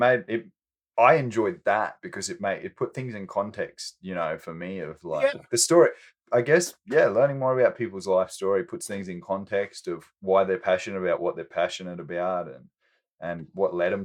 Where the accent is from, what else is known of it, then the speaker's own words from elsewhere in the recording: Australia; moved away; I was born in Australia and grew up with the most amazing parents